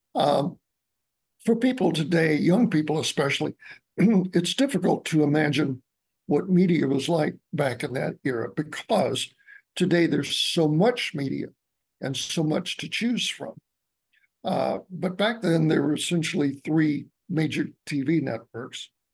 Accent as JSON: {"language": "English", "town": "Albany", "region": "Georgia", "country": "United States", "tie": "born or raised there", "said": "my hometown. Excuse me was uh, Albany, Georgia"}